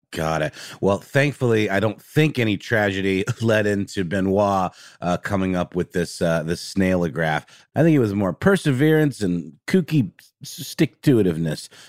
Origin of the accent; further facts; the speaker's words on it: Germany; moved away; I grew up in Germany